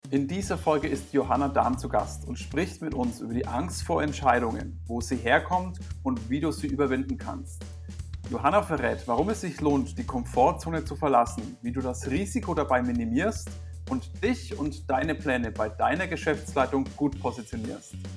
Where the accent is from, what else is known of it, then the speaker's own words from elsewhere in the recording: Germany; uns Deutschen